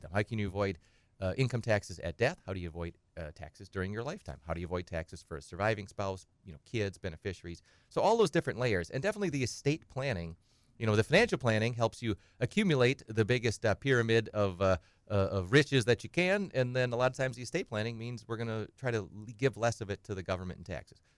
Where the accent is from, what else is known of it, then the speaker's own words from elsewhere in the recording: Edgar, Wisconsin, United States; I'm from Edgar. and, uh, I grew up on a kind of a little small farm